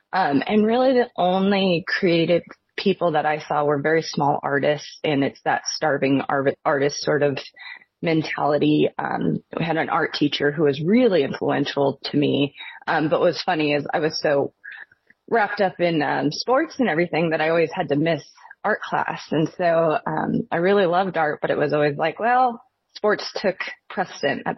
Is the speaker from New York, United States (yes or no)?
no; Newport, Washington, United States; I grew up in northern Washington